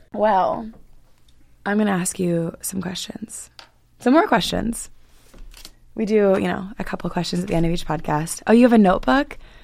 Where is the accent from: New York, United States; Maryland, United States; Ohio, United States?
Maryland, United States; the Maryland line area, United States